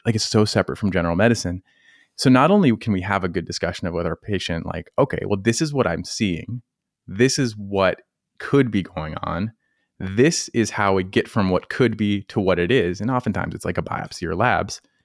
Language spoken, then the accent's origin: English; Colorado, United States; now in North Carolina, United States; I'm from Colorado. I was nowhere near, near the ocean